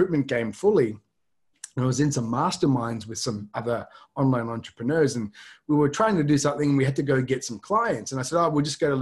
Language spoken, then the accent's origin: English; Australia; moved away as an adult; now in Tokyo, Japan; I'm obviously an Australian, but I'm based here in Tokyo, Japan. So I moved here in 1998.